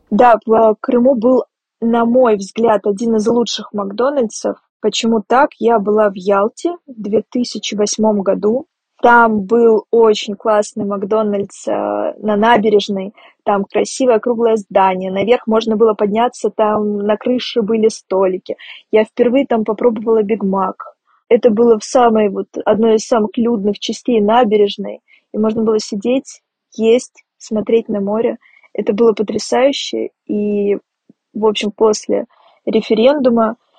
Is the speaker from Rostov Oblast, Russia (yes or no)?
yes; Rostov-on-Don, Rostov Oblast, Russia; Я вообще выросла в Ростове-на-Дону